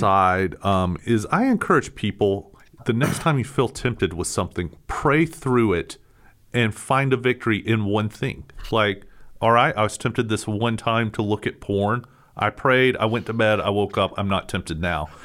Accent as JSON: {"language": "English", "country": "United States", "said": "American Christians"}